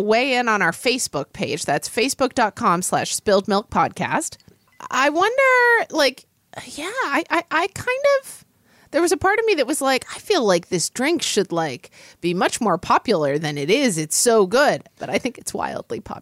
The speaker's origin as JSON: {"language": "English", "region": "Oklahoma", "country": "United States", "tie": "born or raised there", "moved": "yes", "lives_now": "Seattle, United States", "said": "I grew up in Oklahoma, which is kind of the South"}